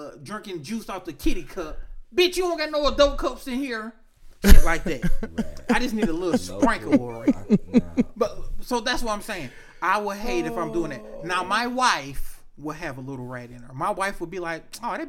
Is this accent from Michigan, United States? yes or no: yes; Detroit, Michigan, United States; I'm from Detroit, Michigan.